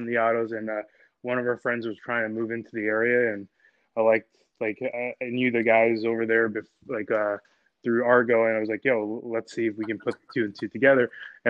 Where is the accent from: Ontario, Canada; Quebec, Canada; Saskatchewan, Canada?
Ontario, Canada; Toronto; also born or lived in Montana; now in Philadelphia, United States; I am a Canadian. I'm from Toronto, Canada. I did school out there.